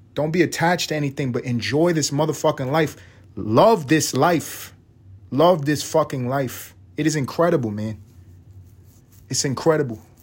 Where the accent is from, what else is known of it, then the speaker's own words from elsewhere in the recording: United States; We're American